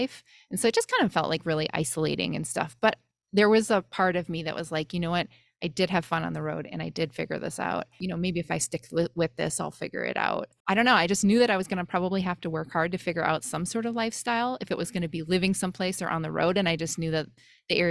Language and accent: English; Wisconsin, United States; moved away; also born or lived in Bay Area, California; I grew up in Wisconsin